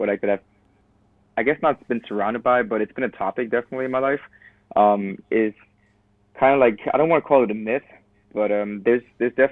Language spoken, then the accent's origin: English; Cologne, North Rhine-Westphalia, Germany; moved away as an adult; now in United States; I'm from Cologne, and Cologne has people from Cologne have like pride about them